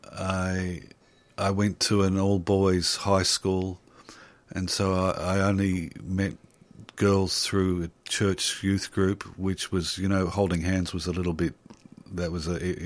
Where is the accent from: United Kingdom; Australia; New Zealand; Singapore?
Australia; Blackburn, Victoria; I was born in the early 60s and I grew up in Blackburn